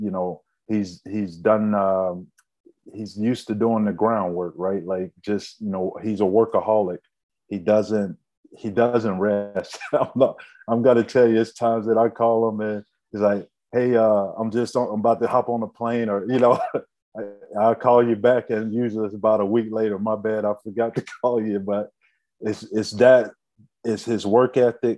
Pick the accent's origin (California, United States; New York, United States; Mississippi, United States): Mississippi, United States; Coffeyville; moved away as an adult; now in Canada; having grown up near Oxford, Ole Miss there, we're from Coffeyville, Mississippi